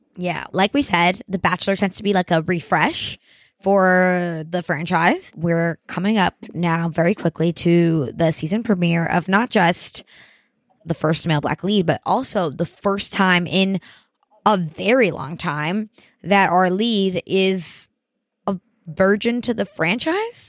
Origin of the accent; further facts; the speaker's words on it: Miami, Florida, United States; I'm from Miami